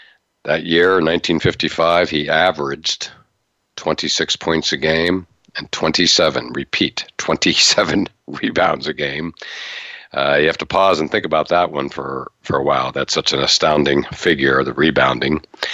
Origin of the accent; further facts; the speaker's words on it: Altoona, Pennsylvania, United States; I grew up in Altoona, just about a half an hour away from there.